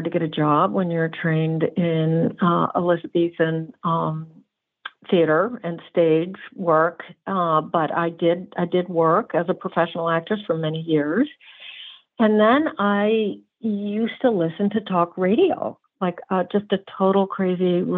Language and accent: English; New Jersey, United States; I'm a Jersey girl, brown-eyed Jersey girl, and northeast